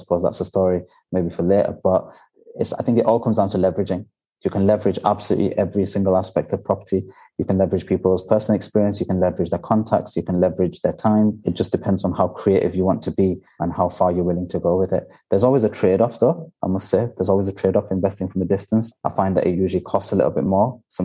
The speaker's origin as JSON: {"language": "English", "town": "Bradford", "region": "Yorkshire and the Humber", "country": "United Kingdom", "moved": "as an adult", "lives_now": "Dubai, United Arab Emirates", "said": "I'm from Bradford and because I'm very familiar with the area"}